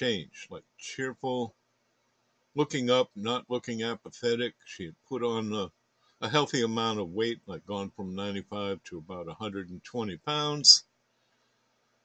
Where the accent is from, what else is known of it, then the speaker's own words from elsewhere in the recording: north of Boston, Massachusetts, United States; also born or lived in Connecticut / New Jersey / New Hampshire; now in Austin, United States; I'm from Austin originally, born here. And grew up in New England, north of Boston, in fact, for the most part.